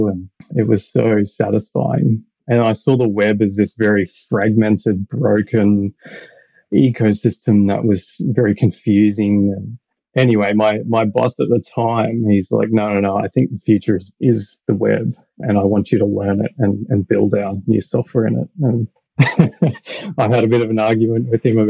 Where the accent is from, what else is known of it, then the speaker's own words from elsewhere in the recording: Australia; accent: Australian; also born or lived in Brisbane, Australia; as you can probably tell by my accent, I'm Australian